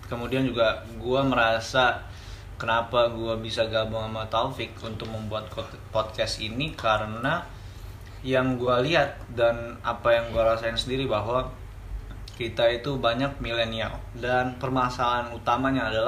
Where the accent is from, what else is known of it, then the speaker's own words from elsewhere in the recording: Balikpapan, East Kalimantan, Indonesia; born there; Gue lahir di Balikpapan, besar di mana-mana karena orang tua PNS